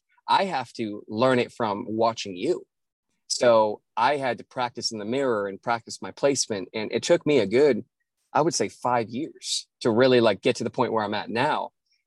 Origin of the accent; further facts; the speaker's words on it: the North, United States; now in Nashville, United States; So that's always an interesting story to explain to people when I'm from the North, but, you know, have been in Nashville for 7 years.